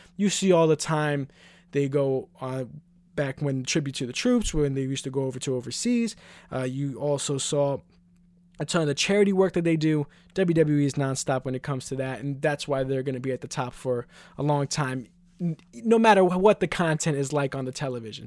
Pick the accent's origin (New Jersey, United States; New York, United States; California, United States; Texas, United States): New York, United States; New York City; I'm from Queens, New York, so we would go to events, obviously, at M S G.